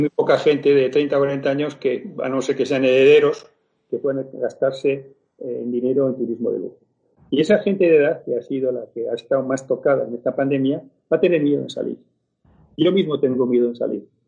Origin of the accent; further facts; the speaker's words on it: Logroño, La Rioja, Spain; moved away; also born or lived in Barcelona; yo soy nacido en Logroño, bueno, he criado en Logroño.